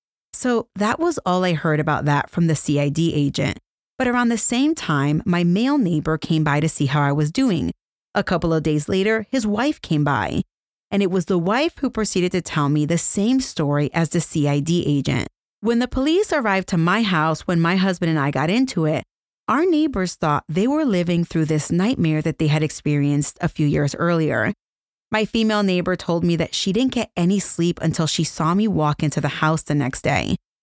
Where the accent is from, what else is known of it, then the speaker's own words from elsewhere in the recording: Lawton, Oklahoma, United States; I am originally from Lawton, Oklahoma. About 70 miles from Oklahoma City